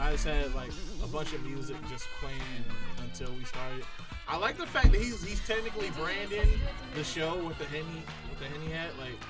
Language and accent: English; New York City, New York, United States; I'm from Brooklyn one time.